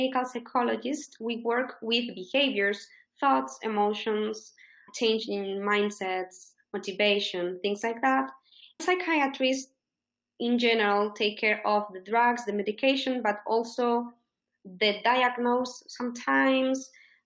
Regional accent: Spain; first language Spanish; English is a second language; also born or lived in United States; In Spain, we study English from preschool

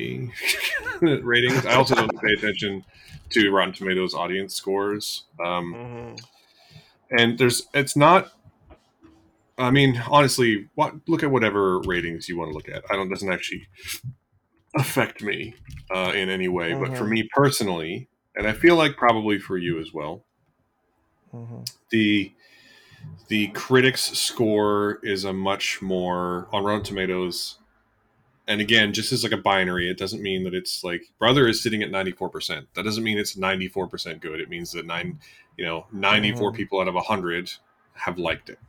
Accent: Canada; we are Canadian

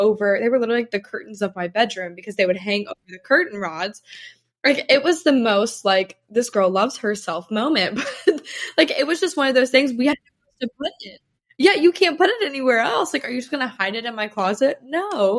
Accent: South Carolina, United States; also born or lived in Tennessee; So I'm from South Carolina, like Tennessee and then South Carolina.

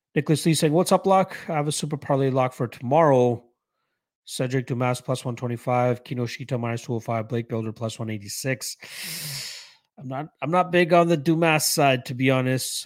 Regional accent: Canada; I am Canadian. I am one hundred percent Canadian. Um, well, born in Canada, Indian roots, but yes, I'm Canadian.

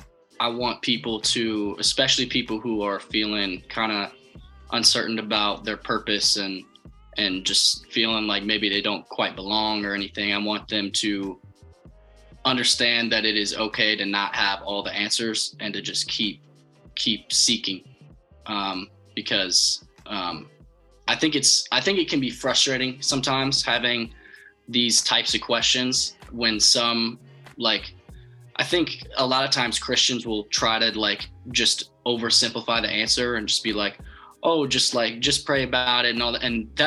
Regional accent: Nashville, Tennessee, United States; I'm from Nashville, Tennessee.

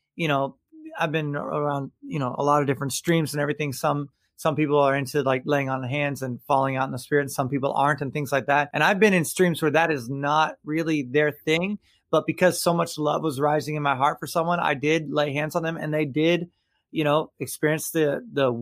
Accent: Tampa, Florida, United States; here in town in Tampa, Florida, my hometown, I love it. I'm third generation Tampa native.

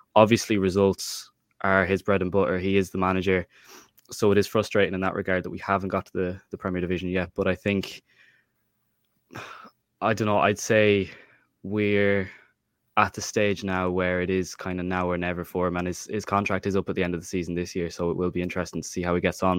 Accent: Mayo, Connacht, Ireland; I'm from Mayo

